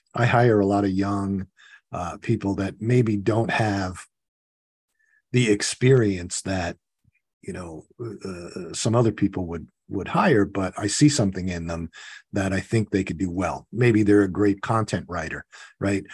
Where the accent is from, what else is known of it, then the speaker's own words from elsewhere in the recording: New York, United States; I grew up in New York.